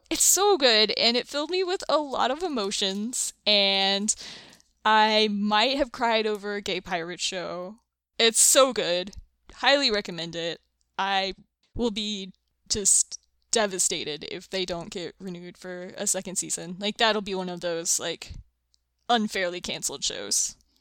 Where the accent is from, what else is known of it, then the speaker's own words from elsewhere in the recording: the South, United States; I'm from the South, from a bunch of, like, dysfunctional, oversharing weirdos